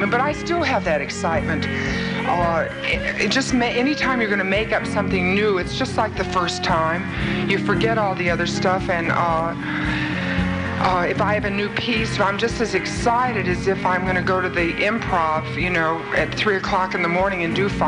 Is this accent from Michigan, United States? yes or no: yes; Detroit, Michigan, United States; I grew up in Detroit in a great old apartment house, see, with so many different kinds of people